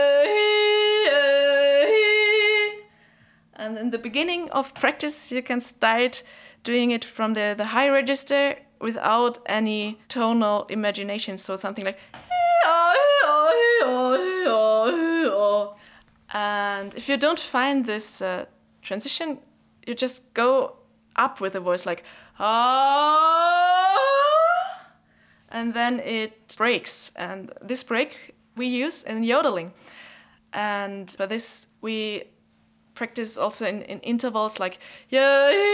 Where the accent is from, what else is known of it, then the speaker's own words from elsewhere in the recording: near Munich, Bavaria, Germany; I grew up near Munich in a small village